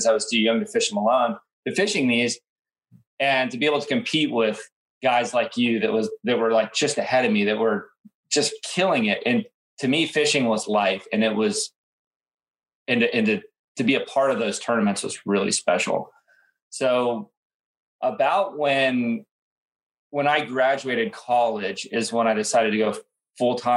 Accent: Indian River, Florida, United States; I grew up on the Indian River, I had the best parents and I was homeschooled

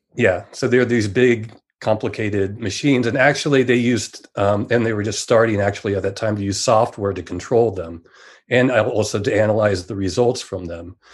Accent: San Jose, California, United States; I grew up in Silicon Valley

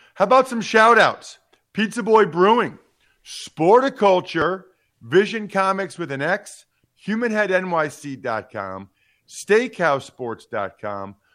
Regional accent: outside of Philadelphia, Pennsylvania, United States; I grew up outside of Philadelphia

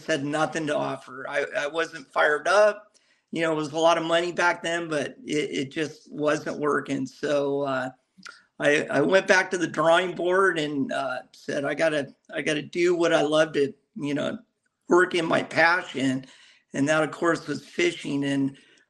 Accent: Newport Beach, California, United States; I grew up here in Newport Beach

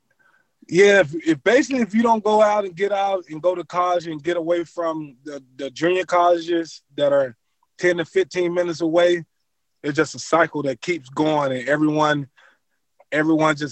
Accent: Cortland, Mississippi, United States; moved away as an adult; also born or lived in Lincoln, Nebraska; back in my hometown

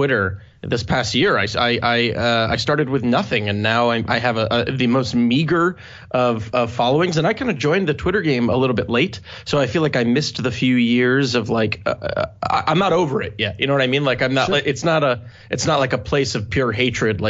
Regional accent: Maryland, United States; moved away as an adult; now in New York, United States; I was born and raised in Maryland, lived there until I was 18

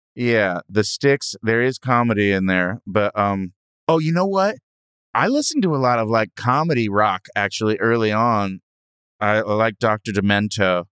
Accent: Hermosa Beach, California, United States; I grew up in Hermosa Beach.

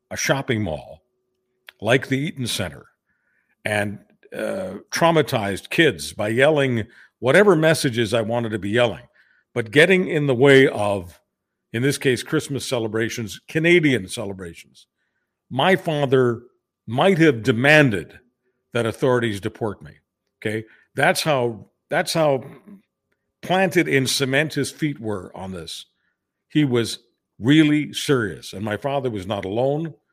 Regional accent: Hungary; moved away; So I came from a different country. I came from Hungary, which is a little country in uh, Central Europe, right next door to to to Ukraine and and Poland and uh, uh, Slovakia and some other countries.

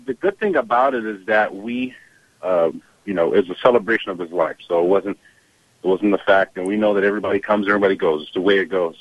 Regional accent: Kent, Washington, United States; We're from Washington State, Kent, Washington.

